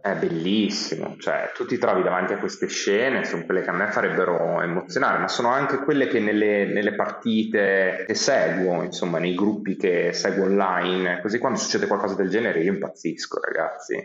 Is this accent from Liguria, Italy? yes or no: no; Modena, Emilia-Romagna, Italy; moved away as an adult; now in Bologna, Italy; io sono di Modena e mi sono trasferito a Bologna che ero appena maggiorenne